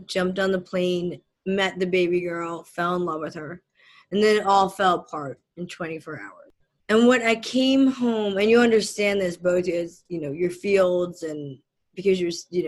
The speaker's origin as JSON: {"language": "English", "town": "Philadelphia", "region": "Pennsylvania", "country": "United States", "tie": "born or raised there", "also_born_or_lived": "southern India / New Jersey"}